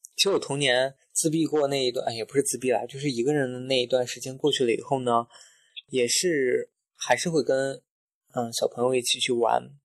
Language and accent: Chinese; Xinjiang, China; moved away; 新疆就是环境很好嘛，那从小在那边长大，可能吃的也是有机蔬菜，喝的也是牛奶，纯正的牛奶